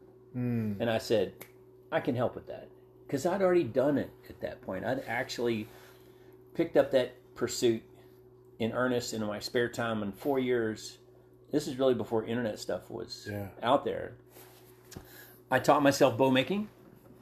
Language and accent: English; South Texas near Galveston, United States; moved away; also born or lived in West Virginia; I was born and raised in South Texas near Galveston